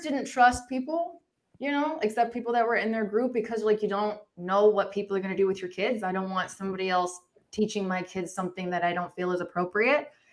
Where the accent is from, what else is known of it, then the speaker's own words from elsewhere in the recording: Agua Dulce, California, United States; I grew up in California, but I grew up on a ranch